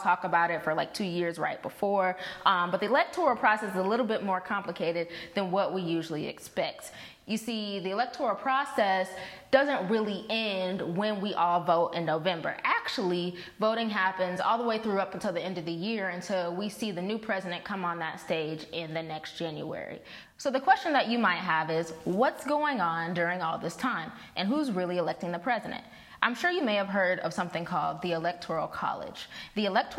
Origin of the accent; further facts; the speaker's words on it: St. Louis, Missouri, United States; we are two young black women born and raised in St. Louis